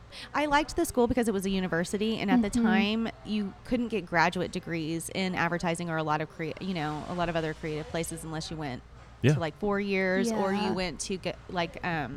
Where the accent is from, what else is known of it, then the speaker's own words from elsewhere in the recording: Fort Worth, Texas, United States; also born or lived in Weatherford, Texas; So I grew up in Fort Worth until I was in the fifth or sixth grade, and then my family moved to Weatherford, and I went to high school and everything out there.